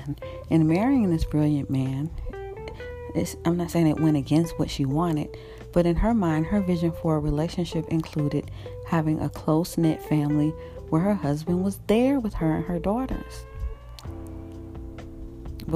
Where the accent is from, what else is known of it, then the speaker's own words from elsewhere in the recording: Florida, United States; moved away as an adult; also born or lived in Los Angeles, California; I moved back to my home state of Florida